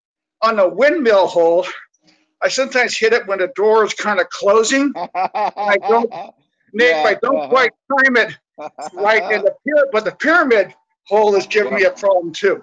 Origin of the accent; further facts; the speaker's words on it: California, United States; moved away; You know, I'm from the Bay Area. We moved it from the Bay Area in 89.